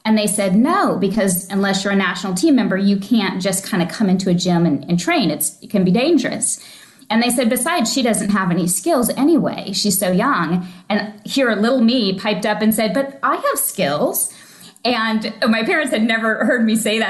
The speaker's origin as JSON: {"language": "English", "region": "Oklahoma", "country": "United States", "tie": "born or raised there", "also_born_or_lived": "Missouri", "moved": "yes", "lives_now": "Florida, United States", "said": "I grew up in Oklahoma, originally from Missouri, but about 4 to 6 months old, we moved to Oklahoma"}